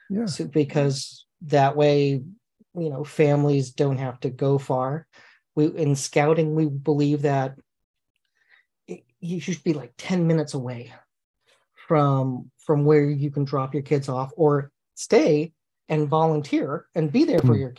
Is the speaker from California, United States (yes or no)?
yes; Redwood City, California, United States; And I, I grew up on the Griffin in Redwood City.